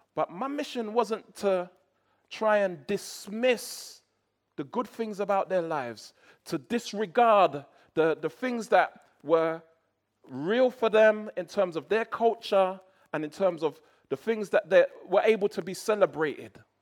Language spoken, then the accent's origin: English; England, United Kingdom; I went there as an Englishman